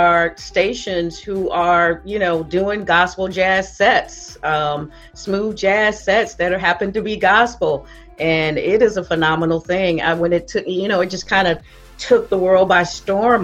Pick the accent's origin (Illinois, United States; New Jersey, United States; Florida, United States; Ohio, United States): Florida, United States; Tampa; he's from my home state of Florida. I'm from Tampa